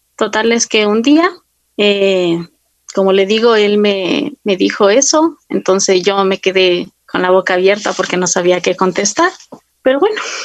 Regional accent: Quito, Pichincha, Ecuador; yo soy de Quito

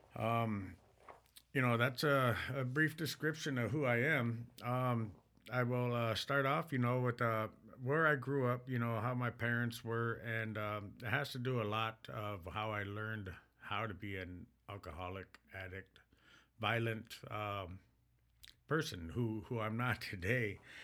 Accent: Mille Lacs, Minnesota, United States; I am, uh, from the Mille Lacs band of Ojibwe.

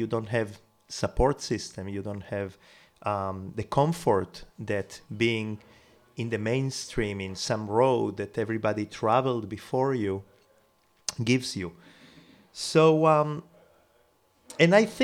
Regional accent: Israel; moved away as an adult; also born or lived in Uruguay / Jerusalem / New York / Barcelona; I was born in South America, in Uruguay. Then I moved to Israel when I was 11.

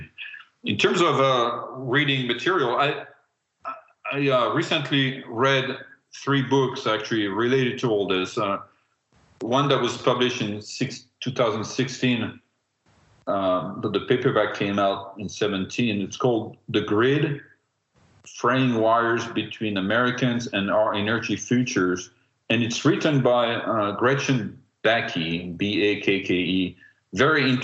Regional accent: France; I am from France

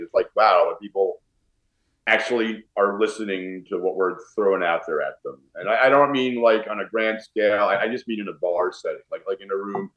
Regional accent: New York, United States; I'm a New Yorker

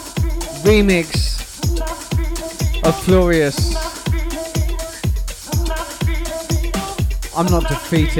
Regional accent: Portsmouth, South East England, United Kingdom; living in my hometown of Portsmouth. Grew up with them

